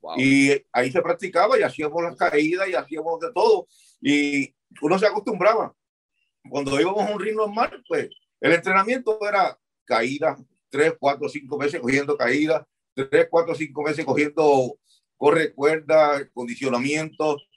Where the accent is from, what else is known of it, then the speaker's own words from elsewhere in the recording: Puerto Rico; also born or lived in Chicago, Illinois, United States; cuando nos criamos en Chicago